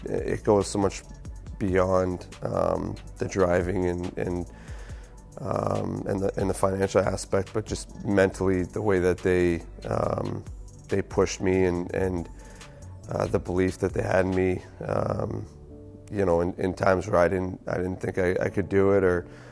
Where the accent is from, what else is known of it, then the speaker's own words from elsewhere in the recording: Halifax, Nova Scotia, Canada; the Maritimes and growing up where I did is it's a very simple life